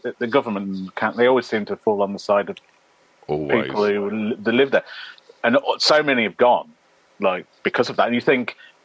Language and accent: English; Tamworth, West Midlands, United Kingdom; I'm from Tamworth, just north of Birmingham. Actually, a place called Faisley, which is just outside of Tamworth